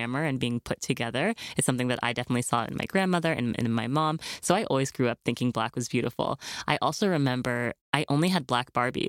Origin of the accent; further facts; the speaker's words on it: New York City, New York, United States; because I grew up here in New York City and I was a model for Ford Models.